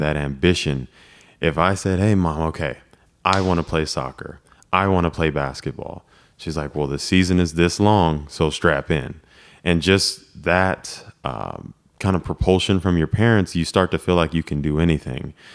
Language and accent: English; Lake Elsinore, California, United States; moved away as an adult; we grew up in Lake Elsinore